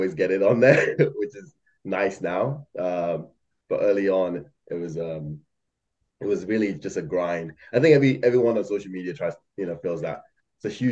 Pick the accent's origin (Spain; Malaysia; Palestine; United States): Malaysia; moved away as an adult; I grew up in Malaysia, and then this I did high school there for like 13 years, and then came over here to, yeah, go to college